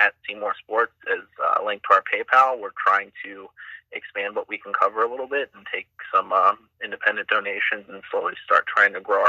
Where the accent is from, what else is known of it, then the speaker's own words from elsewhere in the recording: Baltimore, Maryland, United States; moved away; I'm from Baltimore, thus the name.